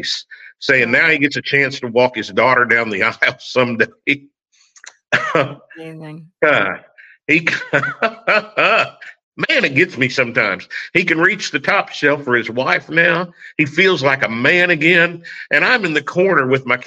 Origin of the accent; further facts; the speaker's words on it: Oklahoma, United States; accent: country twang; moved away as an adult; also born or lived in Illinois; now in Fort Lauderdale, United States; I grew up in Oklahoma. I haven't gotten rid of it at 56 years